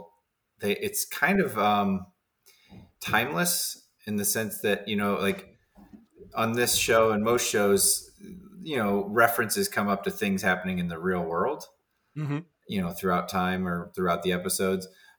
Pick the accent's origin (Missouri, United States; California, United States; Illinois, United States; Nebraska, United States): Missouri, United States; St. Charles; also born or lived in St. Louis, Missouri; the Geekway is actually out in St. Charles, which is where I grew up, but I live down in the city